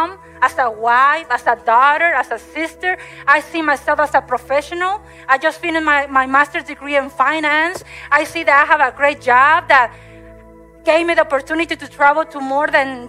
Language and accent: English; Mexico; moved away; I grew up in Mexico